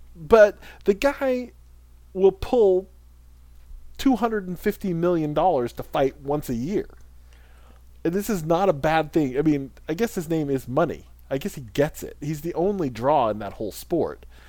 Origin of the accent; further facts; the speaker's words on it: United States; as an American